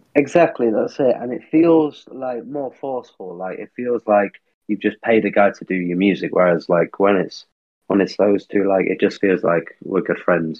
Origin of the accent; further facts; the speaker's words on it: Manchester, North West England, United Kingdom; now in London, United Kingdom; I am from Manchester originally